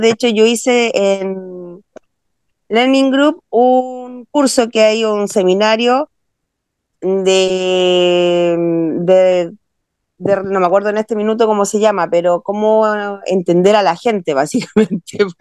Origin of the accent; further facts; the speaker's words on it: Valparaíso, Chile; also born or lived in Santiago; yo soy de Valparaíso, vivo acá hace 25 años. Yo nací en Santiago, pero me vine a Valparaíso hace 25 años